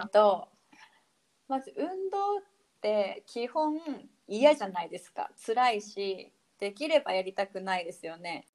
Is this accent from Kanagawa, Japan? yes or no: no; Abashiri, Hokkaido, Japan; moved away as an adult; also born or lived in Okinawa; now in Itoman, Japan; 出身はえっ、ー、と網走北海道網走市っていうところが地域が出身なんで